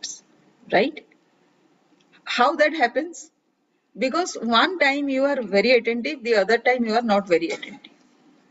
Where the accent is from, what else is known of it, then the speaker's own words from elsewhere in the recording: India; I am a lady from India